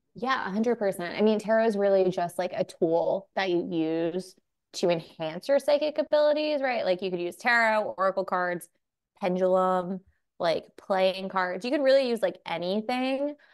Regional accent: New York, United States; I'm from New York. I grew up like Irish Catholic family. My mom is from the Philippines

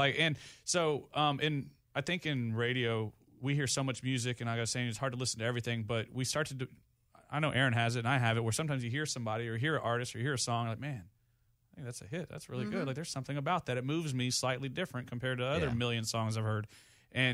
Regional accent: Goliad, Texas, United States; I was a Boy Scout, man. Like, I was the president in the parade at like 10 years old. Like, I was gung-ho, God bless America … all the way, Boy Scout in Goliad, Texas

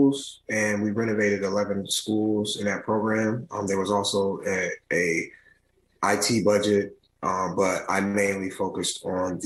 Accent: Detroit, Michigan, United States; also born or lived in New York; born and raised in Detroit

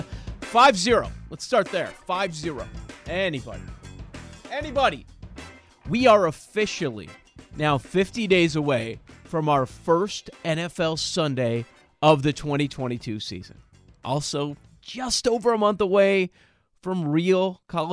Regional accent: Chicago, Illinois, United States; We grew up in the Chicagoland area

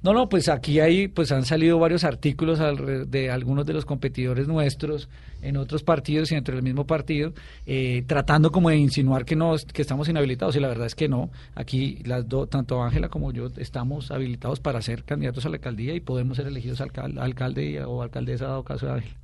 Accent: Bogotá, Colombia; Soy bogotano, nací en el hospital militar, viví aquí en un barrio muy cercano acá que se llama El Quirinal

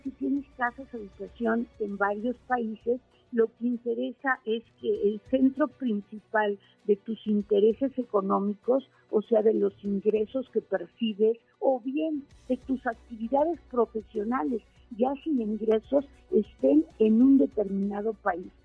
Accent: Mexico; nosotros como mexicanos

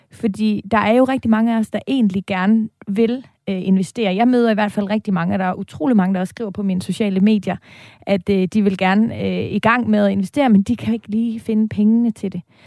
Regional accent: Denmark; moved away as an adult; now in Copenhagen, Denmark; Vi er jyder, bosat, ja. udstationeret i København

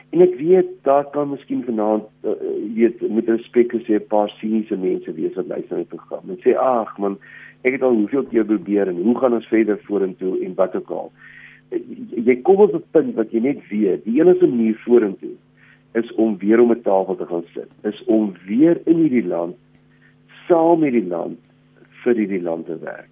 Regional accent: South Africa; as Suid-Afrikaners

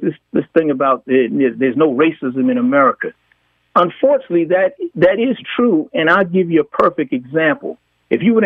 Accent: New York, United States; I was raised in New York and graduated from a Catholic school

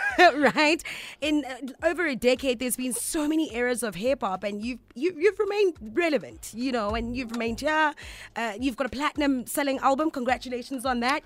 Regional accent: South Africa; English is a second language; growing up in South Africa, at the end of the day, English is not my mother tongue

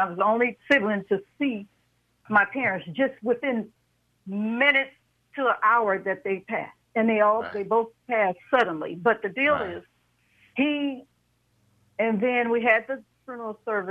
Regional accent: Oakland, California, United States; I was raised in Oakland

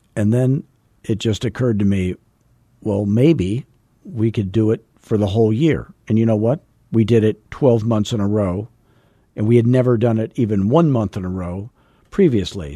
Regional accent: Arizona, United States; I'm from Arizona where everything's like fourteen years old and painted beige

